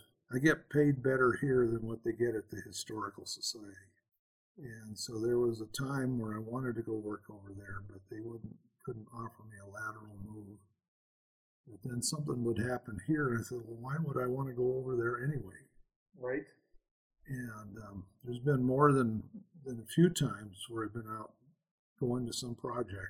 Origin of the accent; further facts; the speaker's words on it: Helena, Montana, United States; I grew up here in Helena